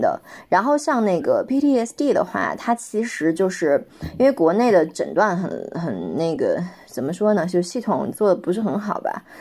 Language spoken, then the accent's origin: Chinese; Inner Mongolia, China; 就像内蒙古我的家乡，就大一点的城市